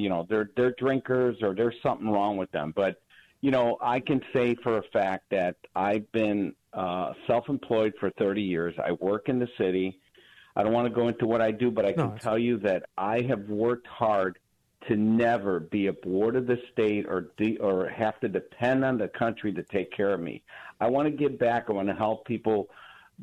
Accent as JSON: {"language": "English", "town": "Chicago", "region": "Illinois", "country": "United States", "tie": "born or raised there", "said": "I grew up in Chicago"}